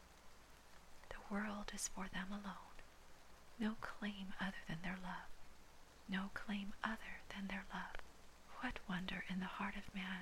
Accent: Hawaii, United States; I was born and raised in Hawaii, does not make me Hawaiian

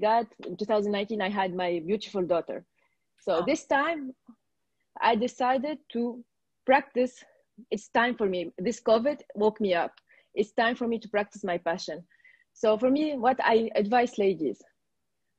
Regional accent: Tunisia; from Tunisia and I'm a registered yoga teacher

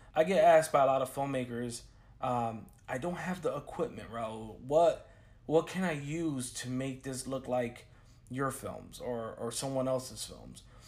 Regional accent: Chicago, Illinois, United States; now in Orlando, United States; I'm a filmmaker from Chicago, Illinois, based out of Orlando, Florida

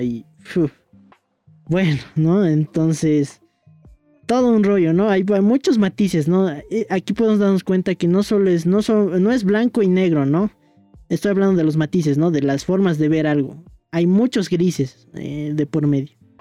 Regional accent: Bolivia; somos bolivianos

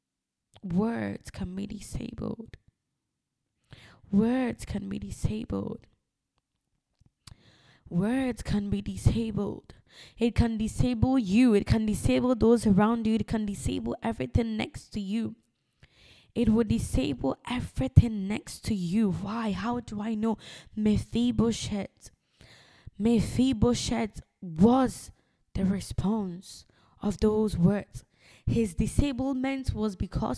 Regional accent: Ghana; now in United Kingdom; I'm a Ghanaian

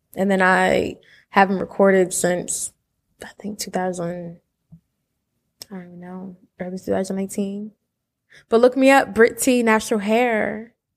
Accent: Willingboro, New Jersey, United States; moved away as an adult; now in Atlanta, United States; two Jersey kids

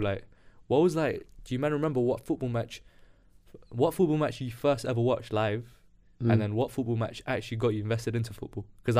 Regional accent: London, United Kingdom; Saint Mary's Hospital. I was born there in Paddington, innit? But I lived in North, so like I like to say, I lived in North, innit?

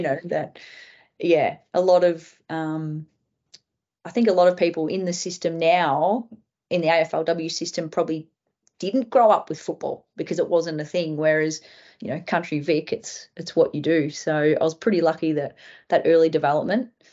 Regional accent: Ballarat, Victoria, Australia; moved away as an adult; also born or lived in Northern Territory / South Australia / Queensland; growing up in Ballarat, I moved in two thousand and thirteen

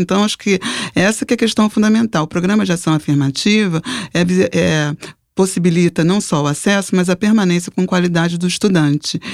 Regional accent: Rio de Janeiro, Brazil; eu nasci na Ilha do Governador, então é, minha família é da Ilha do Governador. Eu morava naquela época na casa dos meus pais

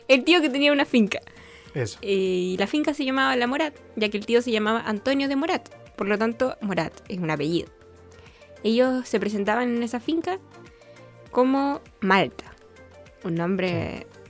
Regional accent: Bolivia; Nosotros somos hermanos, eh, somos de Bolivia.

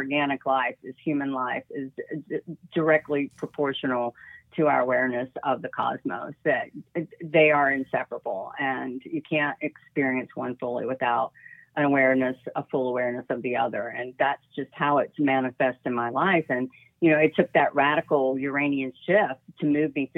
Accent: the South, United States; I grew up in the South in a very Christian family

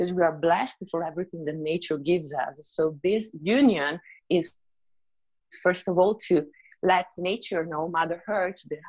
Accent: Italy; moved away as an adult; also born or lived in Riviera Maya, Mexico; now in Mexico; I'm originally from Italy

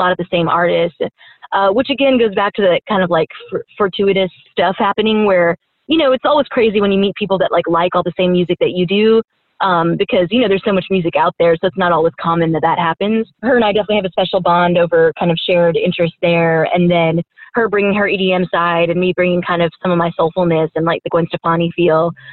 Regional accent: Houston, Texas, United States; now in San Francisco, United States; growing up in Houston

